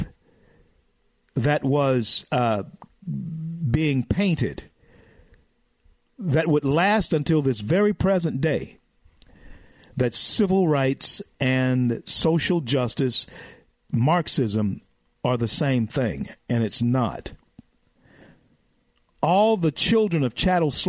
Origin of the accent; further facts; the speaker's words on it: the South, United States; I'm a Southerner, okay, and I educate my people in the South